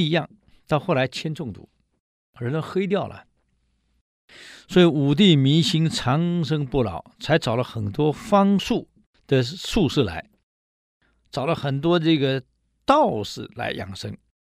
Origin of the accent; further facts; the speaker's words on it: Taiwan; 我们台湾